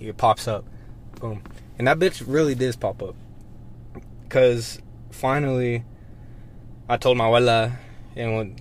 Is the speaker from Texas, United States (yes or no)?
yes; Monahans, Texas, United States; growing up in Monahans